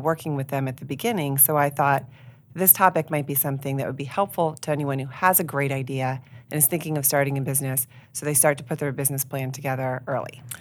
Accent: York, Pennsylvania, United States; I grew up here in York, and so I'm invested here in the York community

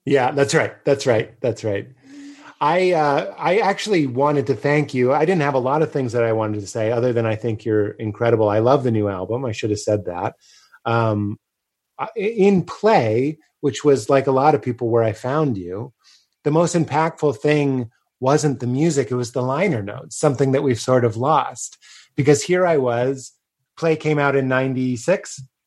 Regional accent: Boston, Massachusetts, United States; me in Boston

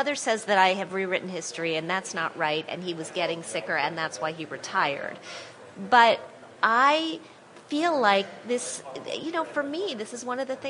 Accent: Wisconsin, United States; also born or lived in Indiana / West Virginia; now in New York, United States; I am from the Midwest. I grew up in Wisconsin

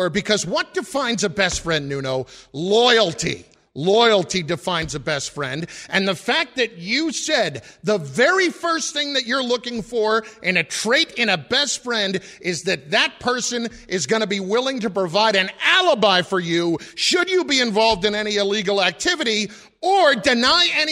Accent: New Jersey, United States; I grew up in New Jersey

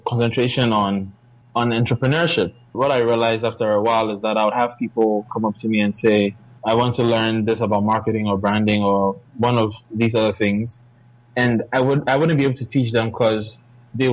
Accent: Ghana; I'm from Ghana, and I'm a tech entrepreneur

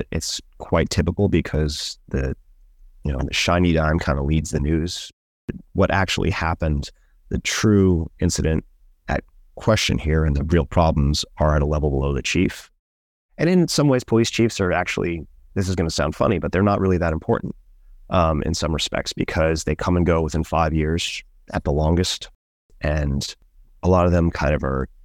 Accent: Oakland, California, United States; I'm from West Oakland. I won't pick a fight, but I ain't running from none.

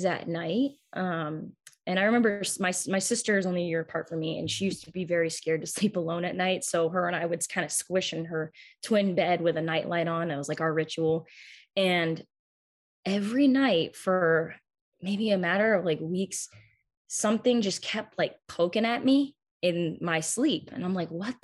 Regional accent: Massachusetts, United States; I'm obviously from Massachusetts

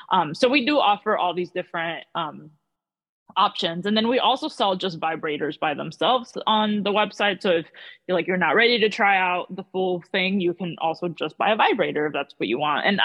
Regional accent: Miami, Florida, United States; But um, yeah, I grew up in South Florida. Then I kind of went to the West Coast for a while, and now I'm back in South Florida.

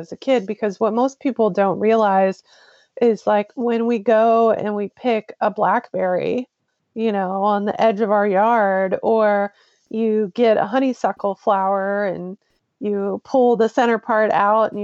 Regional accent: Ohio, United States; also born or lived in Western North Carolina / West Coast; now in North Carolina, United States; I am originally from Ohio, where I actually am right in this moment. And that is where I started foraging

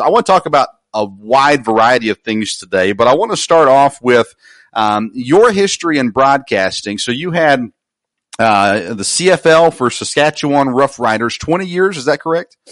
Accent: Nashville, Tennessee, United States; I grew up near Nashville, Tennessee

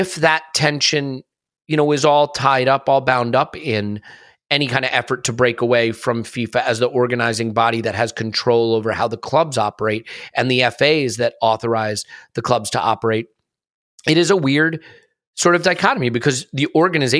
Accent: United States; As an American, the thing that I can say is I grew up in American sport

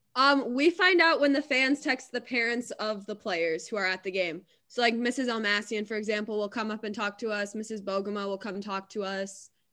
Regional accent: Grand Rapids, Michigan, United States; growing up in Grand Rapids

